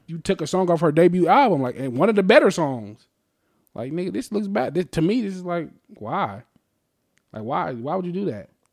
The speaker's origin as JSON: {"language": "English", "town": "Las Vegas", "region": "Nevada", "country": "United States", "said": "we're from Vegas"}